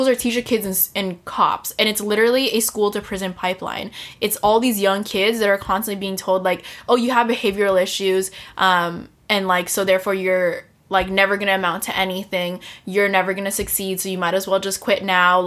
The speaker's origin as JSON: {"language": "English", "country": "United States", "said": "as an American"}